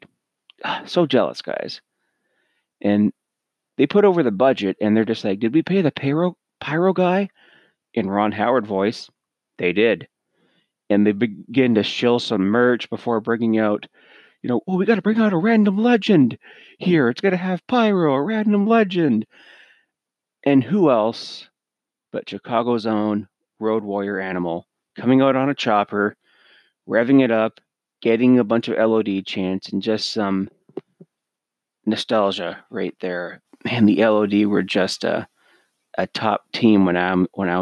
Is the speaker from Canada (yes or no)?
yes; Canada; I'm Canadian